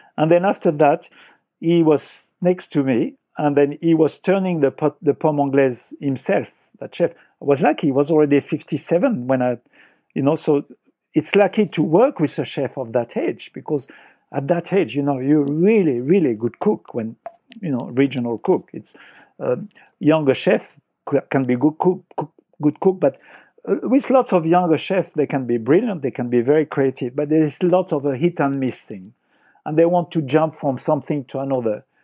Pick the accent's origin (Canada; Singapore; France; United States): France; accent: French; English is a second language; moved away as an adult; also born or lived in Paris, France / London, United Kingdom; now in Australia; I was born on the Loire Valley.